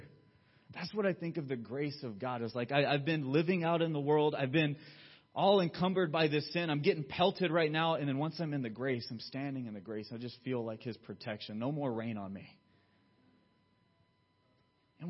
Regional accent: Georgia, United States; now in California, United States; Where I grew up in Georgia, we'd have thunderstorms all the time

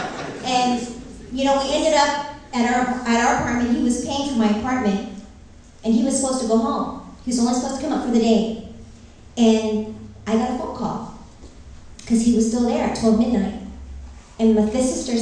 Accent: Northern California, United States; also born or lived in Philippines; I'm from Northern California

